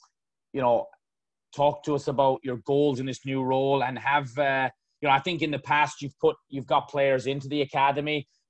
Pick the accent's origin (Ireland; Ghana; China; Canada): Ireland; moved away; growing up in Ireland.